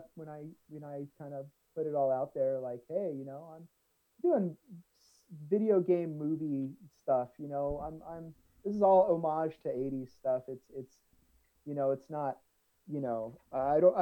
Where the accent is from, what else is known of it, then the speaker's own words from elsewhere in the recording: Southern California, United States; We're both from SoCal